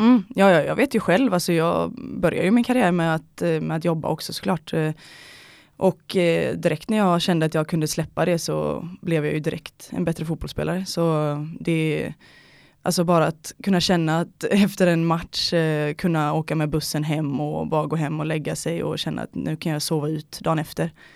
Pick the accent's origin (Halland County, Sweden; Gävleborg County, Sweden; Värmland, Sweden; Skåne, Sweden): Halland County, Sweden; near Ullared; also born or lived in Gothenburg; now in Stockholm, Sweden; typ två mil därifrån, eh, mitt ute i skogen, eh, är jag uppväxt ihop med min eh, familj då